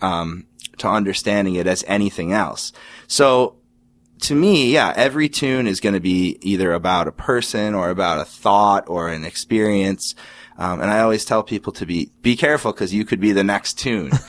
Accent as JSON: {"language": "English", "town": "Orchard Park", "region": "New York", "country": "United States", "tie": "born or raised there", "lives_now": "Rochester, United States", "said": "I grew up just outside of Buffalo in Orchard Park, New York."}